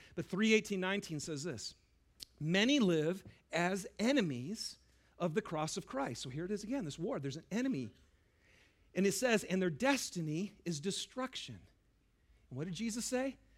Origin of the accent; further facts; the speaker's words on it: Lapeer, Michigan, United States; I grew up in Lapeer, Michigan